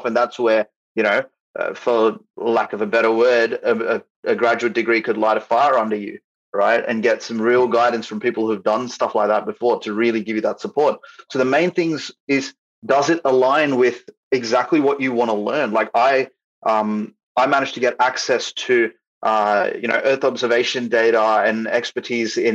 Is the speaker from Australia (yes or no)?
yes; Australia; I'm from Australia, so I'm not situated in Canada, I'm not situated in USA